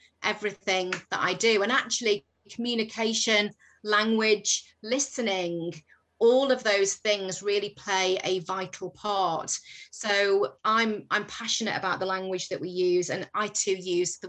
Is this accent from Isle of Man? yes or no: yes; Isle of Man; moved away as an adult; now in England; I'm from the Isle of Man.